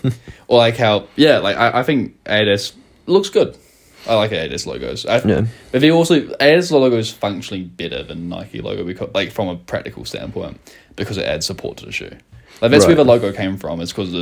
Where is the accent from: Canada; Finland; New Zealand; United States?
New Zealand; Taranaki; 11's when I moved from South Taranaki to North Taranaki.